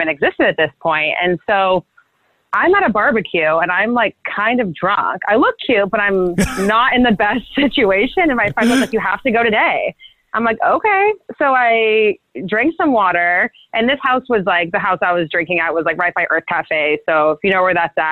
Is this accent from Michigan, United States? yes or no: no; Brentwood, California, United States; moved away as an adult; also born or lived in Santa Barbara, California; now in Los Angeles, United States; I'm from a really small town called Brentwood. A lot of people get that mixed up with Brentwood, LA, and Brentwood, Northern California. It's a really small kind of like country town. And that's where I grew up